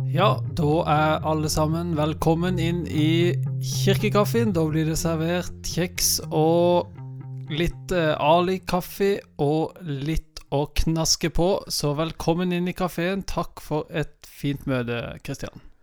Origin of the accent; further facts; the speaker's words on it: Vennesla, Agder, Norway; Jeg kommer bare fra Vennesla